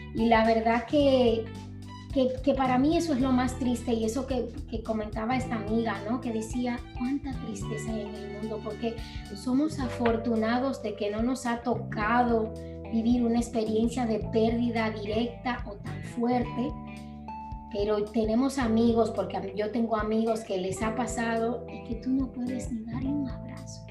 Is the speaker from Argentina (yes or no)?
no; Dominican Republic; now in Mallorca, Spain